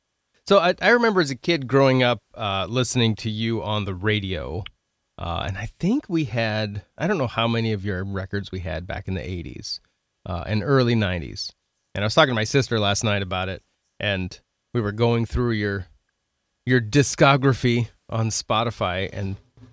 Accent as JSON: {"language": "English", "region": "Oregon", "country": "United States", "tie": "born or raised there", "moved": "as an adult", "lives_now": "South Dakota, United States", "said": "I grew up in Oregon for the first 25 years of my life."}